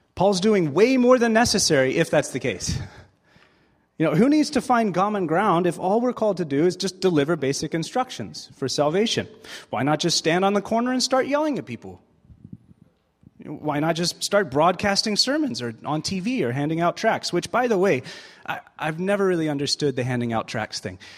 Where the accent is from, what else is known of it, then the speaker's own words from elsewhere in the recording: United States; moved away; also born or lived in Springfield, Missouri; I am American